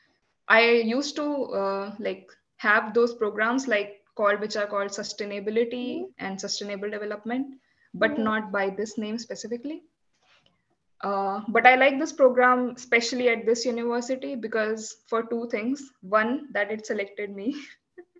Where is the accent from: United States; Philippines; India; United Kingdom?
India; Delhi; first language Hindi; English is a second language; moved away as an adult; now in Iceland; So my mother tongue is Hindi. I come from North India, specifically the capital of India, Delhi.